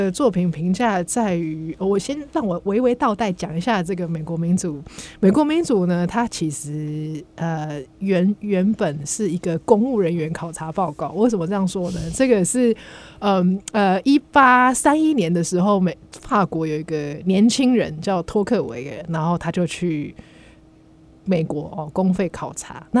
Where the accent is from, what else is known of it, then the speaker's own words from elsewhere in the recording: Taiwan; 我们台湾人